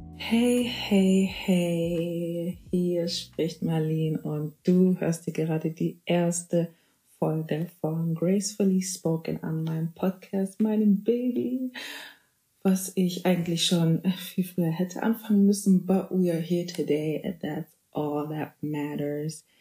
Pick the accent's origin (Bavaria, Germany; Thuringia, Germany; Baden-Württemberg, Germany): Bavaria, Germany; moved away as an adult; now in North Rhine-Westphalia, Germany; Ich bin in Bayern geboren, aufgewachsen und wohne jetzt ähm, seit kurzem in NRW, um zu studieren